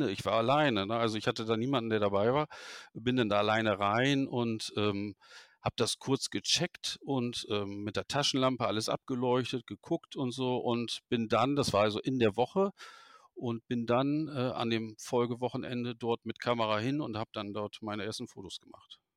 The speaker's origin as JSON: {"language": "German", "town": "Wuppertal", "region": "North Rhine-Westphalia", "country": "Germany", "said": "Ähm, ich komme ja aus Wuppertal, das wissen die, die mir folgen, wissen es, weil ich das halt öffentlich auch kundtue, ist ja kein Geheimnis."}